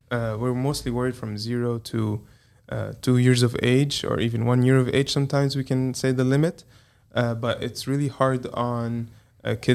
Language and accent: English; Dyersburg, Tennessee, United States; I'm from Dyersburg